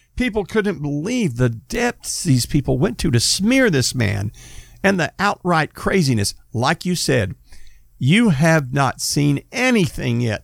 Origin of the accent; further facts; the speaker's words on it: United States; I'm an American